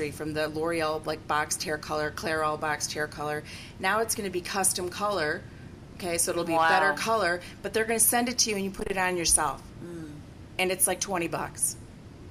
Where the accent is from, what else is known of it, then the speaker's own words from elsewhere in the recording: United States; I'm an American. That's what I am